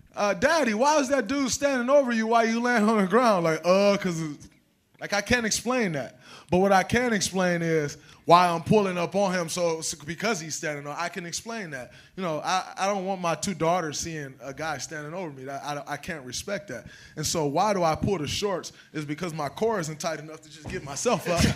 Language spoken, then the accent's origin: English; Saginaw, Michigan, United States; I'm from Saginaw